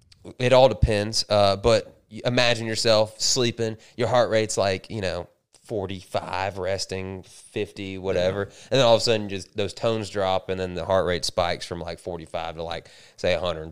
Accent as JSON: {"language": "English", "area": "Hollywood, Miami, Tamarac, later Polk County", "region": "Florida", "country": "United States", "tie": "born or raised there", "said": "So I was originally born in Hollywood, not California."}